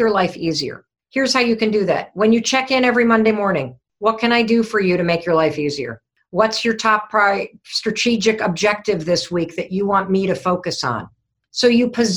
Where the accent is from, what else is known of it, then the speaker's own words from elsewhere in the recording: Western Michigan, United States; I grew up in Western Michigan, so I'm a Midwestern gal